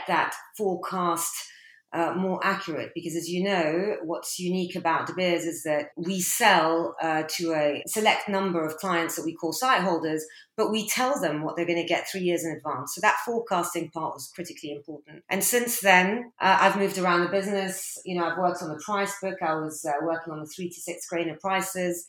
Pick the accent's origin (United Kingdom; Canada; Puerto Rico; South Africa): United Kingdom; London; also born or lived in Abu Dhabi, United Arab Emirates / Algeria; I'm originally Algerian. Both my parents are from a small village called Mdawrouche. They moved to the UAE and I was born in Abu Dhabi. And then they migrated to the UK here in London and put me in a French school